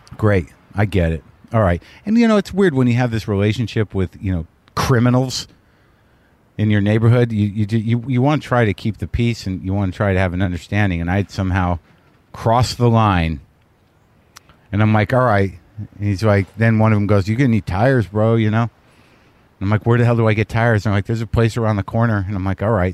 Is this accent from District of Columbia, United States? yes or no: no; New Mexico, United States; I grew up in New Mexico